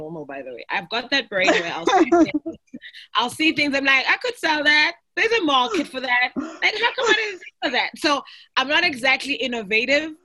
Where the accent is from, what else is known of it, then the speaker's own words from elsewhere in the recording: Eastern Cape, South Africa; moved away as an adult; now in Johannesburg, South Africa; born and bred in the Eastern Cape. I've recently moved to Johannesburg.